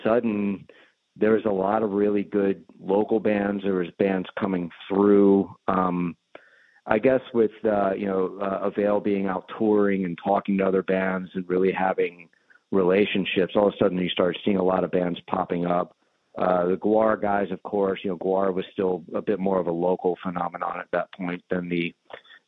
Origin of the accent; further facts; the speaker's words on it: Richmond, Virginia, United States; I'm from Richmond